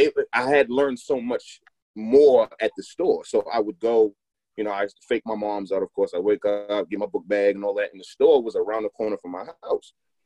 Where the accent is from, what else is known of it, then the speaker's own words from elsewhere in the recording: New York, United States; also born or lived in Providence; now in Philadelphia, United States; So I'm from Long Island, New York, Nassau County, what I'm saying? And then around 2002, 2003, we moved to Providence, Rhode Isla